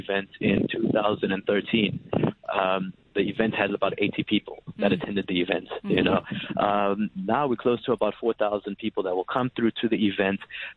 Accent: United States; now in South Africa; I grew up in the States

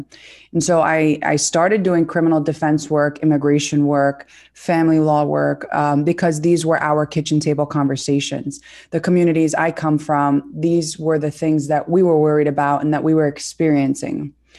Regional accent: Brooklyn, New York, United States; I am the daughter of Palestinian immigrants. We're all born and raised in Sunset Park, Brooklyn.

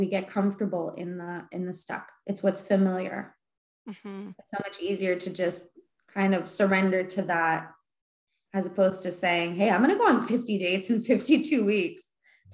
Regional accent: Winnipeg, Manitoba, Canada; I was born in Winnipeg

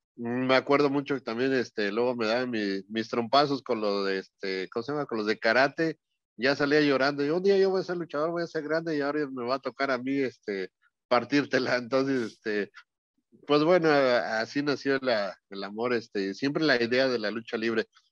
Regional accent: Mexico City, Mexico; also born or lived in Los Angeles; yo soy de la Ciudad de México, pero ahorita estoy aquí en Los Ángeles

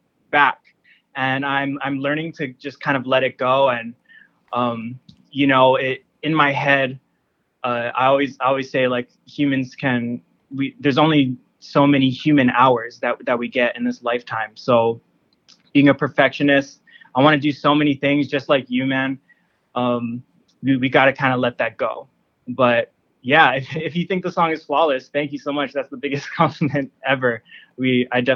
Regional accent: Honolulu, Hawaii, United States; Born and raised in Honolulu

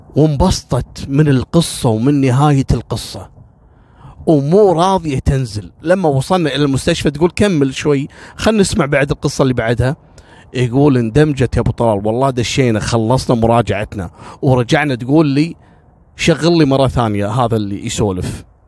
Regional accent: Kuwait; احنا عندنا في الكويت

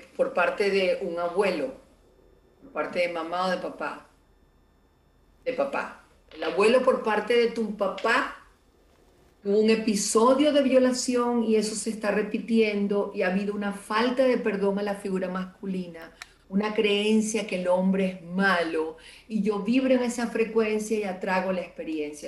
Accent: Venezuela; como venezolano o como latinoamericano

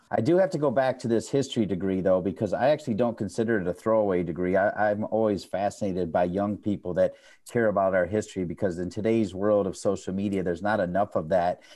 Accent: Ohio, United States; now in Chapel Hill, United States; I'm actually from Ohio

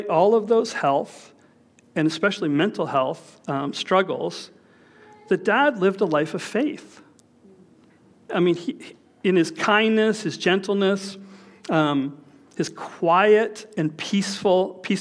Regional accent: Toronto, Ontario, Canada; We grew up in Scarborough

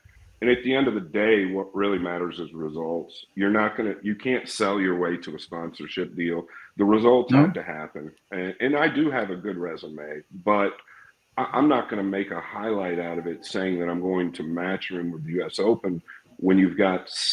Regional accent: United States; I'm American

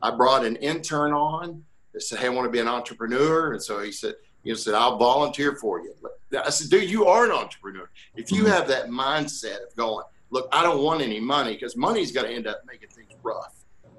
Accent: Little Rock, Arkansas, United States; I'm from Little Rock, Arkansas

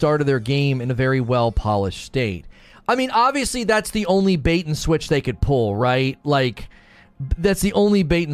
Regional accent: Northern Ohio, United States; moved away as an adult; now in Louisville, United States; I'm originally from Northern Ohio. I'm in Louisville, Kentucky for officially this year

